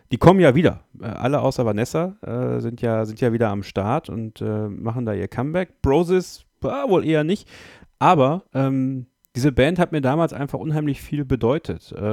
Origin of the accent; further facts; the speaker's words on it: Borken, North Rhine-Westphalia, Germany; Ich habe damals auf einem Stadtfest in Borken, äh, in meinem Heimat, in meiner Heimatstadt, vor Leuten auf einer Bühne, auf dem Marktplatz